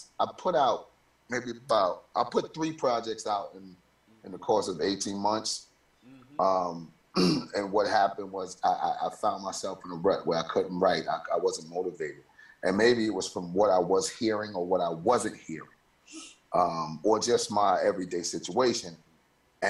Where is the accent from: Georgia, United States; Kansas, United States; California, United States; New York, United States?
New York, United States; New York City; moved away; my hometown where I'm voted most likely to fail